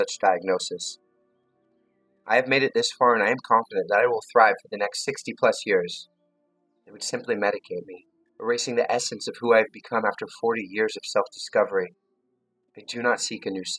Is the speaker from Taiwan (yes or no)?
no; London, Ontario, Canada; I was born on March 17, 1980, at 7:21 a.m. in a small hospital in London, Ontario.